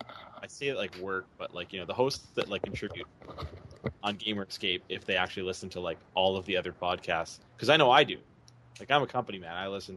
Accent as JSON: {"language": "English", "country": "Canada", "accent": "Canadian", "said": "my Canadian accent"}